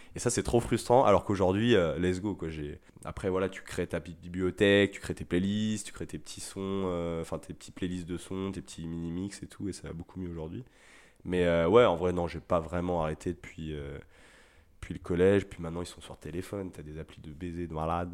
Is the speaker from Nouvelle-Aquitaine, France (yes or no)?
no; Rennes, Brittany, France; je suis de Rennes